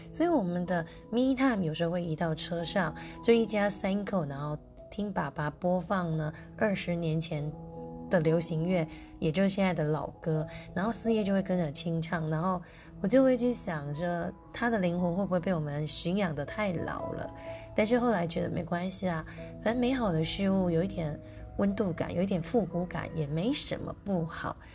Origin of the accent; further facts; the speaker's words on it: Lukang, Changhua County, Taiwan; moved away; 我是鹿港通，我从小在鹿港长大